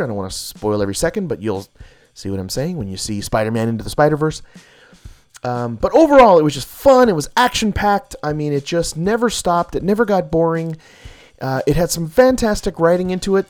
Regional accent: Hawaii, United States; I'm Hawaiian as well.

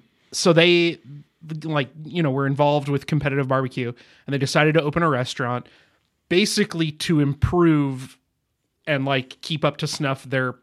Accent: St. Louis, Missouri, United States; look, I'm from St. Louis

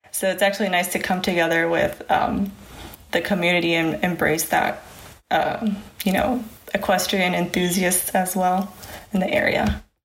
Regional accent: Woodbridge, Virginia, United States; moved away as an adult; now in Knoxville, United States; I'm originally from Woodbridge, Virginia, but I moved to Knoxville about seven years ago.

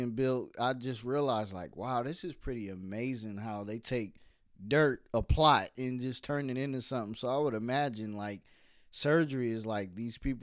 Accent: New York, United States; Growing up in New York

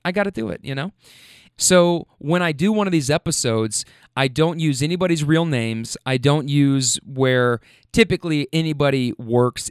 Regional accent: Louisville, Kentucky, United States; moved away as an adult; also born or lived in Bay Area, California; I'm from Louisville, Kentucky

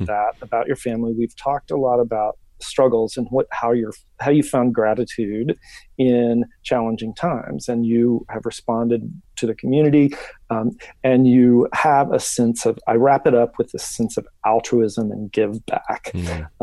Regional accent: Memphis, Tennessee, United States; now in Jackson, United States; I was born and raised in Memphis

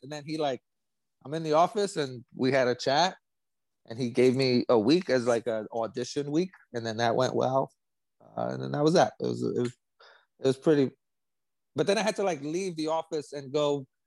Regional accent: New York City, New York, United States; now in Tampa, United States; I grew up in the Lower East Side of Manhattan.

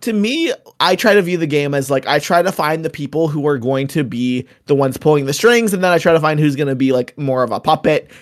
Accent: Canada; I know I'm Canadian

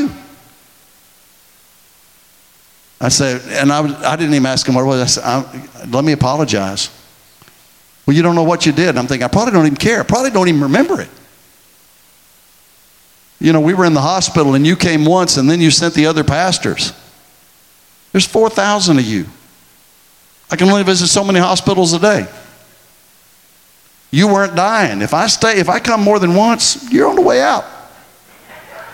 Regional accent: Texas, United States; I'm from Texas

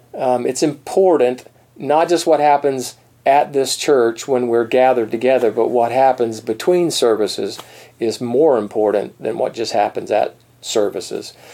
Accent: East Coast of Florida, United States; moved away; also born or lived in Colorado; I'm from the East Coast.

